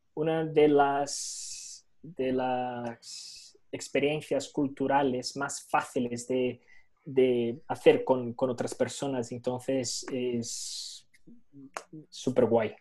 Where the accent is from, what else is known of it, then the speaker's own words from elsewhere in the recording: Brazil; Spanish is a second language; moved away as an adult; now in Spain; no soy europeo, soy brasileño, mi único pasaporte es, el brasileño